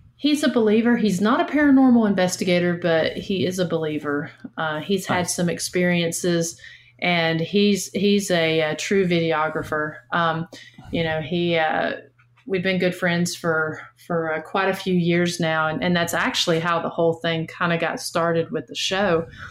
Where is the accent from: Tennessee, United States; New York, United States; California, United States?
Tennessee, United States; Northeast; moved away as an adult; now in Chattanooga, United States; I'm from Northeast Tennessee, just about an hour north of Knoxville, but I currently live down in the Chattanooga